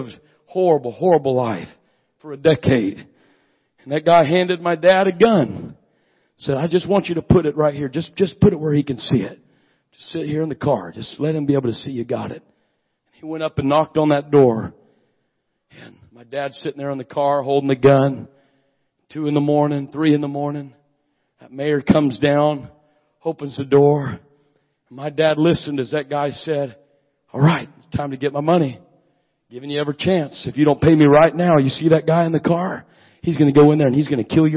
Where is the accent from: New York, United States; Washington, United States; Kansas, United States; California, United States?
Washington, United States; moved away; That's why I'm a Yankee. Born and raised in Washington